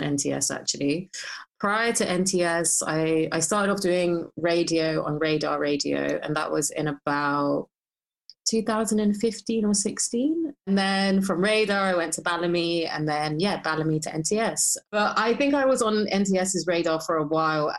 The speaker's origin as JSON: {"language": "English", "town": "Hounslow", "region": "London", "country": "United Kingdom", "tie": "born or raised there", "said": "I grew up in Hounslow"}